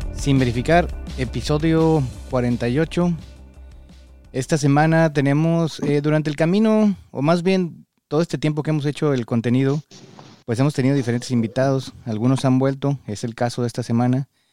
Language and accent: Spanish; Parras, Coahuila, Mexico; now in United States; Yo soy de Parras